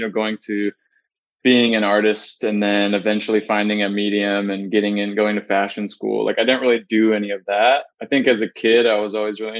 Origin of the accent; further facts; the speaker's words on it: Northern California, United States; I grew up in Northern California.